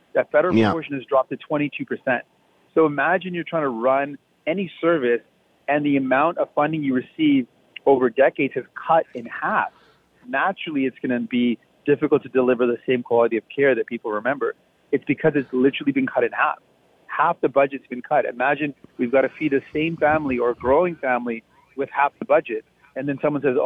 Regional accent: Windsor, Ontario, Canada; when I was growing up in Windsor

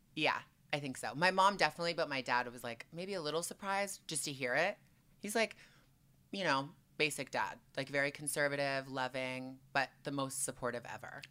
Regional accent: Toronto, Ontario, Canada; moved away as an adult; also born or lived in Montreal, Quebec; now in Los Angeles, United States; I was born in Q, Montreal, Quebec, so I'm Canadian through and through, and then I moved to Toronto when I was two or three, and then spent the whole time there until I was twenty-one, and then I moved here

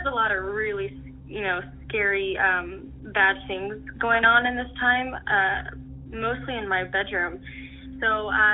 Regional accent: Dayton, Ohio, United States; I'm from Dayton, Ohio

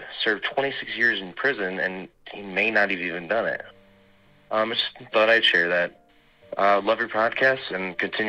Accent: Dixon, Illinois, United States; now in Chicago, United States; I'm actually a resident of Chicago, Illinois, but I kind of wanted to tell you a story that is from my hometown of Dixon, Illinois.

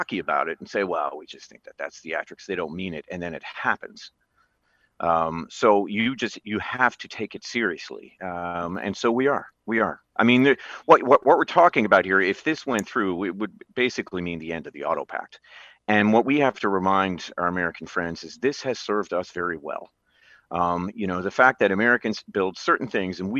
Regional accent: Newfoundland and Labrador, Canada; I grew up in Newfoundland, an island in the middle of the North Atlantic.

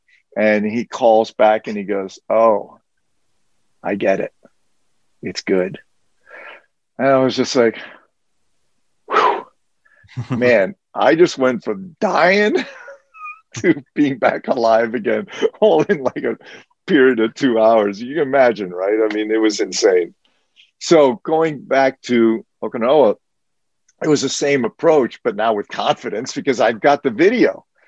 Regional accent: France; English is a second language; I spoke French, although he wrote it in English, but you know, I grew up in France, so I was still fluent in French.

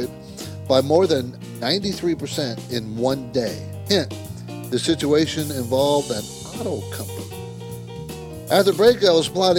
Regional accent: San Diego, California, United States; My dad was in the Navy, so I grew up in San Diego

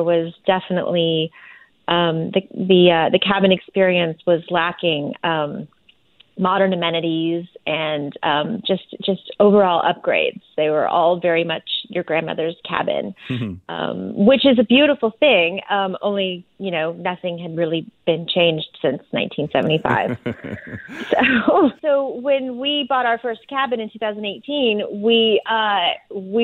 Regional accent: San Diego, California, United States; I grew up in Southern California, and when I was a kid, we would sometimes get out of the city, out of San Diego

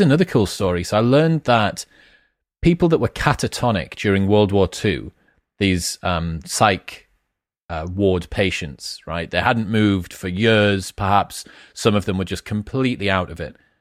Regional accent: Newcastle upon Tyne, North East England, United Kingdom; I grew up in Newcastle with the Geordie Shaw phenomenon

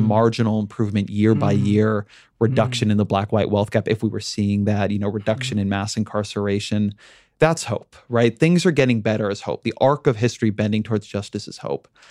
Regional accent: Orange County, California, United States; I come from Orange County

